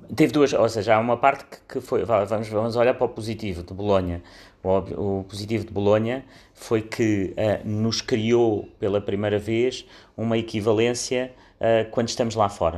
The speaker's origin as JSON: {"language": "Portuguese", "town": "Beja", "region": "Alentejo", "country": "Portugal", "tie": "born or raised there", "moved": "as an adult", "lives_now": "Lisbon, Portugal", "said": "Eu nasci em Beja nos anos 70, 1970, e vim para Lisboa, tinha 18 anos para estar para o técnico"}